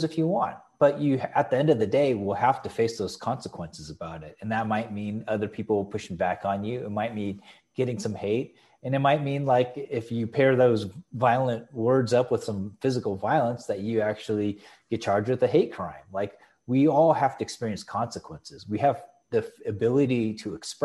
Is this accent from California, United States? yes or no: yes; San Diego, California, United States; I was born in San Diego.